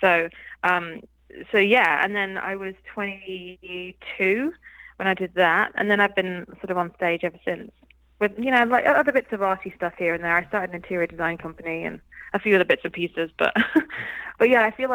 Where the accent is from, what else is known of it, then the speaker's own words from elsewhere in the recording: Midlands, United Kingdom; moved away as an adult; also born or lived in London, United Kingdom; now in California, United States; I'm actually from the Midlands in the UK